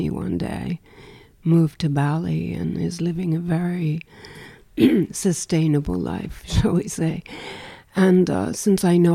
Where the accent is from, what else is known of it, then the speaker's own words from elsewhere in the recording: New York, United States; now in Paris, France; Um, I say I'm from New York. I didn't grow up there, actually.